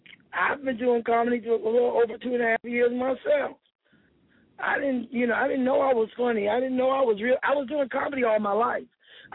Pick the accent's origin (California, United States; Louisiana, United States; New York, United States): New York, United States; Brooklyn; also born or lived in South Carolina; now in Atlanta, United States; In the summer, I was from Brooklyn. In the winter, I was from South Carolina, low country. So I'm a mixer.